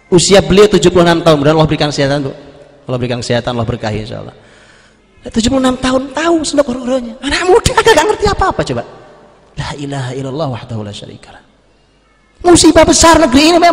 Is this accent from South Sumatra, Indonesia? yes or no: no; East Java, Indonesia; Zaman dulu, zaman saya di kampung, saya orang Jawa Timur di kampung.